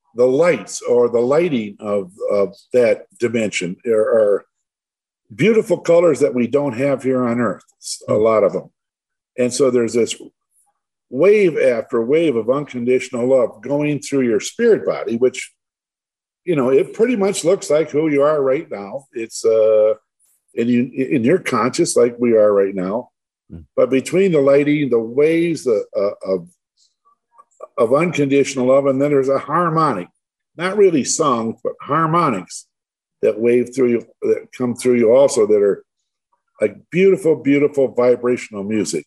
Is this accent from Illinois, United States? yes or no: no; Livonia, Michigan, United States; I was born and raised actually in Livonia, a suburb of Detroit.